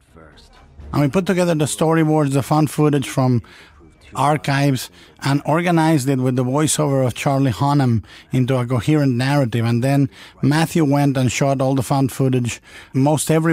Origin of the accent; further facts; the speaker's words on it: Mexico; growing up in Mexico in the 1960s